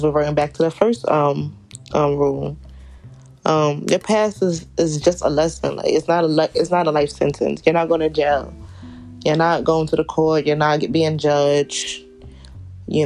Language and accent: English; New York City, New York, United States; I am from Southside, Jamaica, Queens.